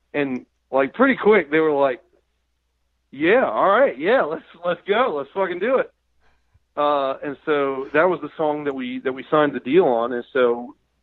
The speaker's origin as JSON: {"language": "English", "region": "American South", "country": "United States", "accent": "Southern", "said": "my natural accent"}